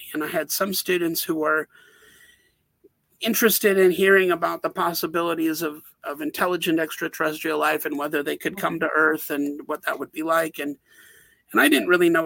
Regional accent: Wisconsin, United States; moved away as an adult; also born or lived in Bozeman, Montana / Albany, New York; I grew up in Wisconsin, and I moved to Montana

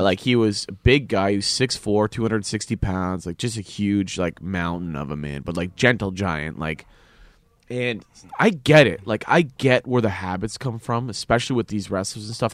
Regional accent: Canada; as a Canadian

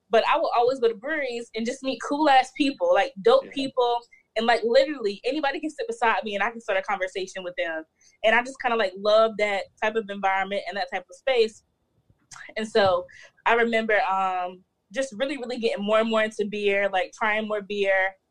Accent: North Carolina, United States; born there; So I was born in North Carolina.

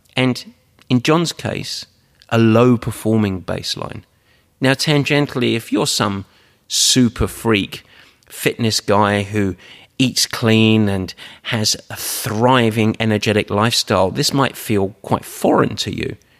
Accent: Essex, East of England, United Kingdom; I'm from Essex, like, and I was born with no silver spoon in my mouth. I was born on the market.

